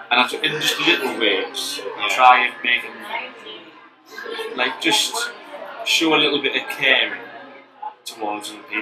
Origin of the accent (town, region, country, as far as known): Middlesbrough, North East England, United Kingdom